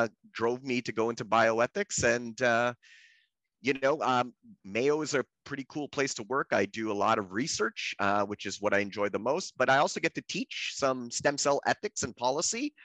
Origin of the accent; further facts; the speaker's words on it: Canada; I'm Canadian by birth